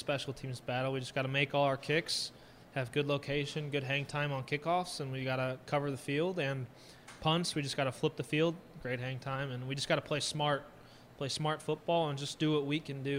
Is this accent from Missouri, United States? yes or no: yes; St. Louis, Missouri, United States; because when the Rams were in St. Louis, I'm from St. Louis, Greg used to help me kick.